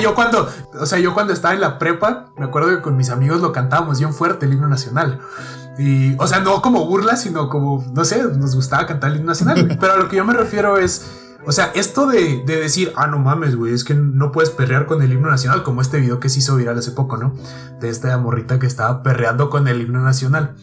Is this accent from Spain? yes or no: no; Mexico; nos identifican como mexicanos fuera del país